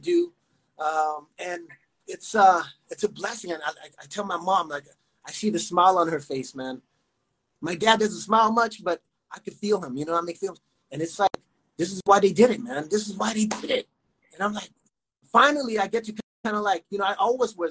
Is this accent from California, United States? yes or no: yes; California, United States; also born or lived in Houston, Texas; I was born in Houston. And then I come over here to California at like early age